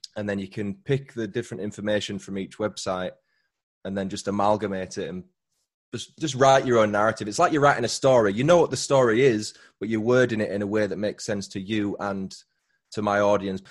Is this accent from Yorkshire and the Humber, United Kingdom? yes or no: yes; Huddersfield, Yorkshire and the Humber, United Kingdom; accent: Yorkshire; my hometown, which is Huddersfield